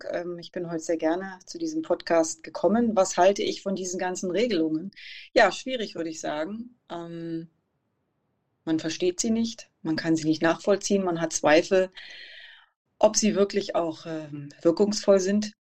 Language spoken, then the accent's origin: German; Cottbus, Brandenburg, Germany; Ja, ich bin 41 Jahre alt, bin geboren und aufgewachsen in Cottbus, sozusagen ein Kind der Lausitz.